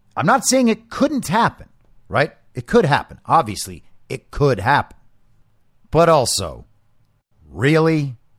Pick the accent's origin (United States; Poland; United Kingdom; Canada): United States; I'm American